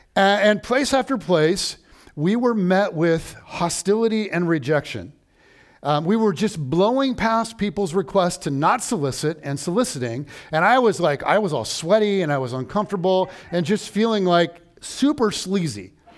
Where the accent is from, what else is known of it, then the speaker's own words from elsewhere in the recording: United States; I am an American